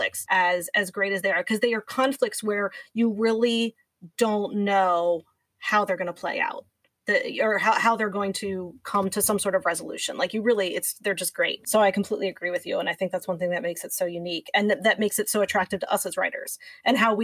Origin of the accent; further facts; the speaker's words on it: East Coast, United States; also born or lived in Pennsylvania; I'm from the East Coast. I live in Pennsylvania.